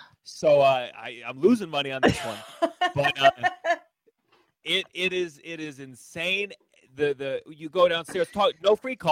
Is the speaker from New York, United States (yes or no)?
yes; New York, United States; I'm from New York.